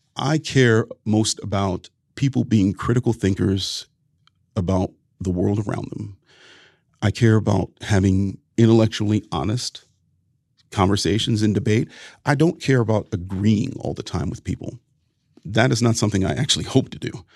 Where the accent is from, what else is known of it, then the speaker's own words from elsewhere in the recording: Ohio, United States; my home state of Ohio